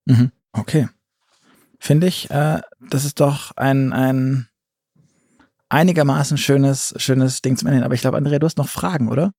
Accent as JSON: {"language": "German", "region": "Southern Germany", "country": "Germany", "said": "jetzt komme ich aus dem Süden"}